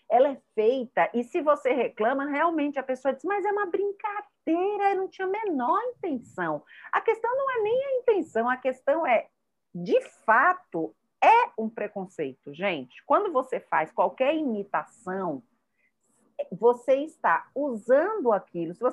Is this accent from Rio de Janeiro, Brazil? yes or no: yes; Rio de Janeiro, Brazil; born there; also born or lived in Bahia / São Paulo; Eu sou nascida no Rio, mas me considero baiana e me considero paulista, me considero do mundo.